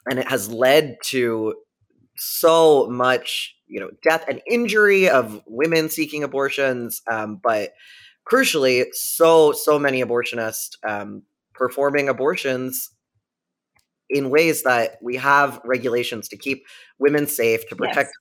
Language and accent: English; Philadelphia, Pennsylvania, United States; moved away; I'm from Philadelphia originally